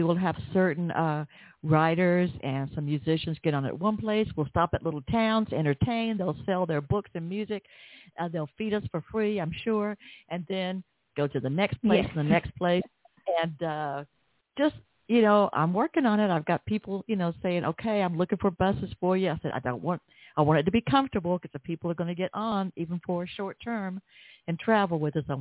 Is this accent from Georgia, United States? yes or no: yes; Atlanta, Georgia, United States; accent: Southern; Atlanta, Georgia, my hometown